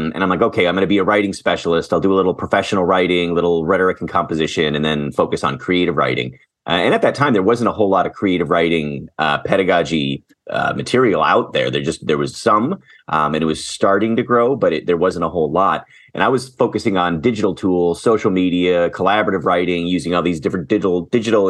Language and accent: English; Green Bay, Wisconsin, United States; moved away as an adult; also born or lived in Portland, Oregon / Madison, Wisconsin / Chicago / Washington State; now in Rochester, United States; I was born in Portland, Oregon, but grew up mostly in Green Bay, Wisconsin